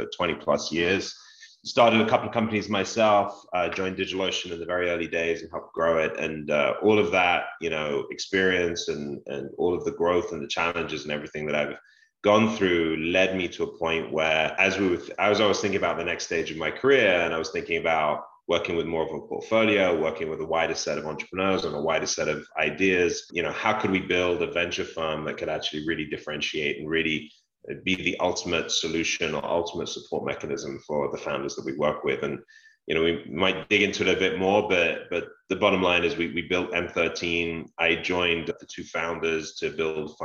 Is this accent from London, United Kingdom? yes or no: yes; London, United Kingdom; Growing up in London